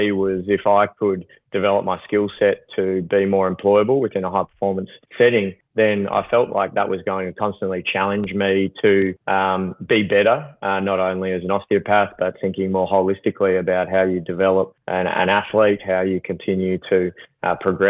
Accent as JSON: {"language": "English", "town": "Melbourne", "region": "Victoria", "country": "Australia", "tie": "born or raised there", "also_born_or_lived": "Gold Coast / Brisbane", "moved": "as an adult", "said": "grew up, born and bred in Melbourne"}